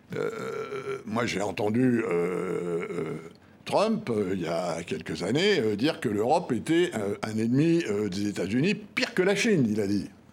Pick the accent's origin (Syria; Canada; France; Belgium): France; En tant que Français et en tant que ancien officier de marine